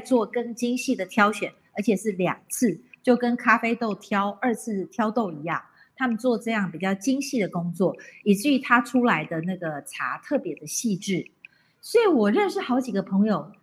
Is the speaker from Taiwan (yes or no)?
yes; Taiwan; 因为我们台湾人跟日本人的关系